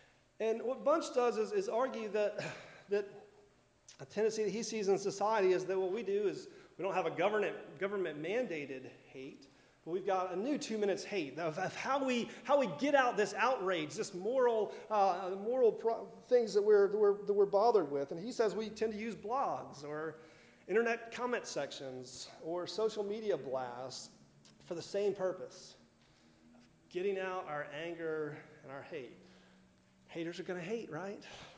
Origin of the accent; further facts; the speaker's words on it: Miami, Florida, United States; people who don't understand what it's like to live in Florida. I'm from Miami. It's never been this cold before, right?